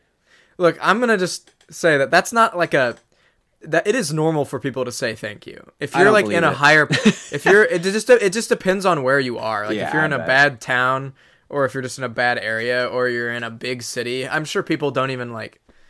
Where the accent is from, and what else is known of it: Midwest, United States